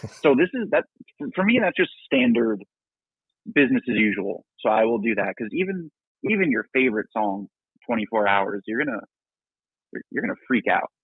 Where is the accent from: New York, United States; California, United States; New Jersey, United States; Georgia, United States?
New Jersey, United States; I was born in New Jersey